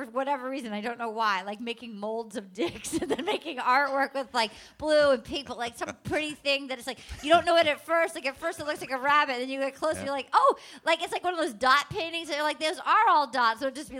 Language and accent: English; Little Compton, Rhode Island, United States; Little Compton, Rhode Island, yeah. I'm from Little Compton.